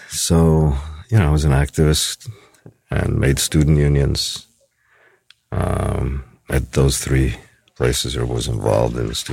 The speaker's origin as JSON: {"language": "English", "town": "New York City", "region": "New York", "country": "United States", "said": "Oh yeah, from New York City, yeah, for sure."}